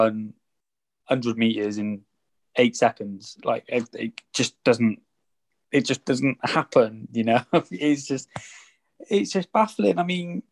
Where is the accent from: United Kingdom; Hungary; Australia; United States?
United Kingdom; England; we're English